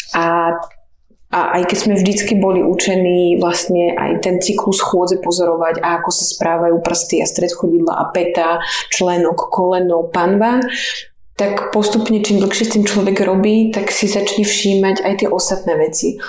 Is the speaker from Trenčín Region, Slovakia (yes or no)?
yes; Púchov, Trenčín Region, Slovakia; also born or lived in Žilina; ja som odtiaľto, aký originál som od Žiliny, ale už potom, keď sme boli trochu väčšie, tak sme vyrastali pri dedine v Púchove